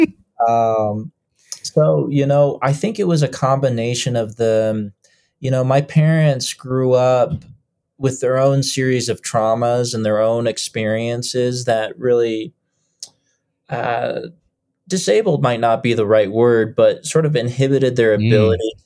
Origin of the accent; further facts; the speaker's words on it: Lakewood, Colorado, United States; also born or lived in Boulder, Colorado; We've lived and moved up and down the same street for about 25 years. and it's just been up and down the same street on Kipling, uh, right in the heart of Lakewood, uh, which is a little suburb outside of Denver